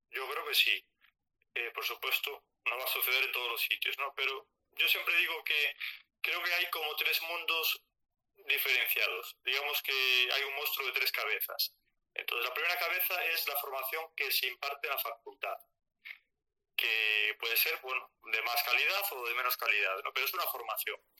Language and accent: Spanish; Galicia, Spain; accent: Galician; Como os puede decir mi acento, bueno, de Galicia, estoy en Galicia afincado